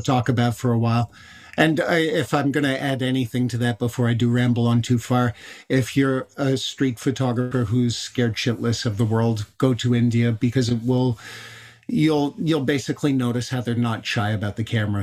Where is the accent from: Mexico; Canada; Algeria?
Canada; I'm I'm Irish Canadian